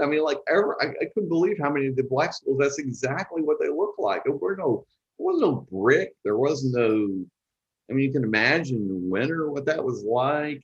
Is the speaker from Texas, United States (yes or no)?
yes; Texarkana, Texas, United States; I grew up in East Texas